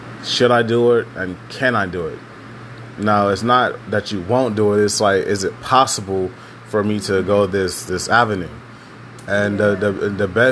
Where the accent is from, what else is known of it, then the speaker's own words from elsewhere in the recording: Houston, Texas, United States; I'm from Texas, Houston, Texas. And out in Texas, growing up black is really complicated.